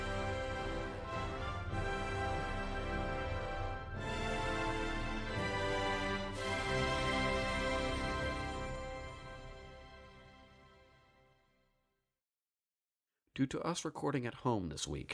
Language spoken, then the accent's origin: English; New York City, New York, United States; I'm a true born and bred New Yorker